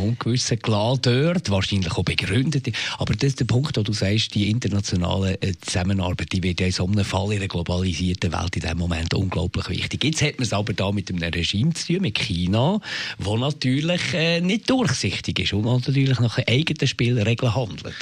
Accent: Switzerland; Auch hier bei uns in der Schweiz.

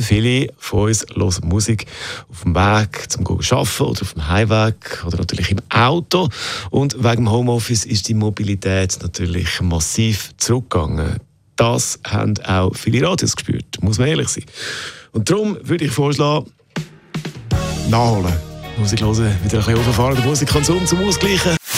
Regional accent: Switzerland; bei uns in der Schweiz

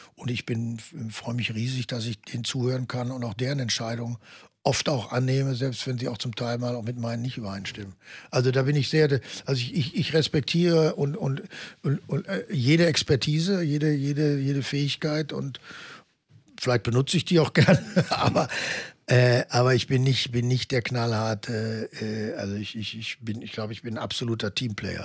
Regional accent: Germany; ich natürlich als Deutscher

